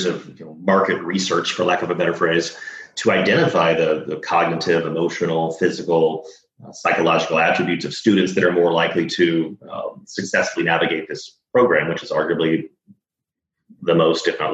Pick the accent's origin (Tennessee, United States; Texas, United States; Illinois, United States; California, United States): Texas, United States; Dallas; now in San Diego, United States; I'm from Texas. I'm from Dallas